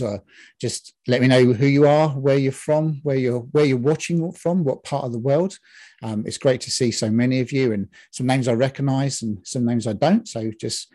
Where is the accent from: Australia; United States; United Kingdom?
United Kingdom; England; now in Scotland, United Kingdom; I'm from England, from Britain